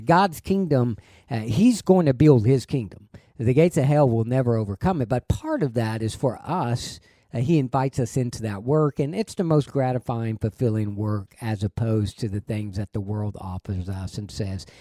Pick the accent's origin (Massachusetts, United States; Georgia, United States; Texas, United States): Texas, United States; it's just bred into you that, hey, being a Texan is, there's a, there's a higher standard